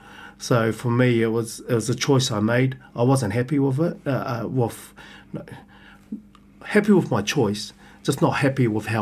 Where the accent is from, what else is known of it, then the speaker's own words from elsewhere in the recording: New Zealand; Being born and bred in New Zealand, you're brought up around New Zealand culture. Obviously, my parents are Samoan, so we had a lot of Samoan influence growing up.